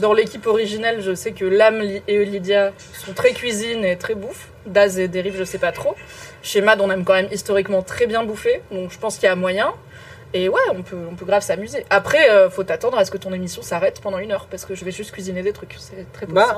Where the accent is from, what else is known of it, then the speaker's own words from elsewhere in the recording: Morocco; moi, je suis marocaine